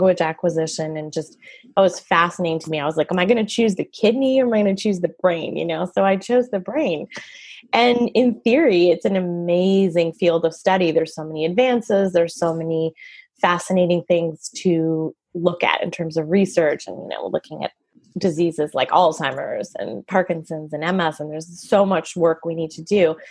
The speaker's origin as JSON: {"language": "English", "town": "Montreal", "region": "Quebec", "country": "Canada", "moved": "yes", "lives_now": "United States", "said": "I'm from Montreal, Canada. So I speak French too. And I just became a citizen last year"}